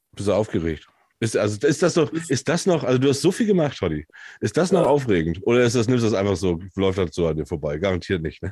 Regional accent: Hamburg area, Germany; Ich komme ja aus der Hamburger Ecke

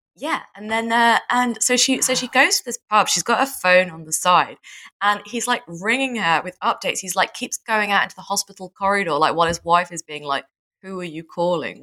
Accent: United Kingdom

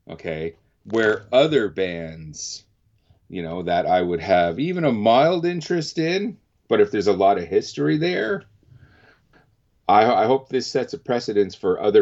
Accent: Canada; being Canadian

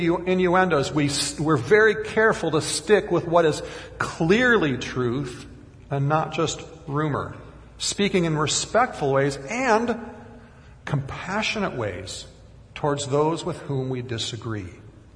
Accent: Minnesota, United States; even at 5 years old growing up in Minnesota

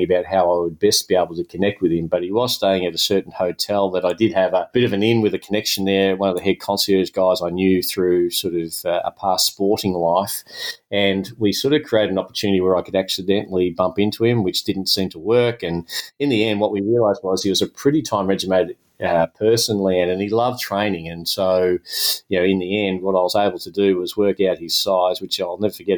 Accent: Melbourne, Victoria, Australia; my hometown of Melbourne

